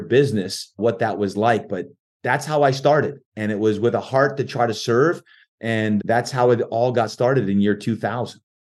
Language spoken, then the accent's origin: English; New Jersey, United States; moved away as an adult; now in San Diego, United States; I was born and raised in New Jersey and moved to San Diego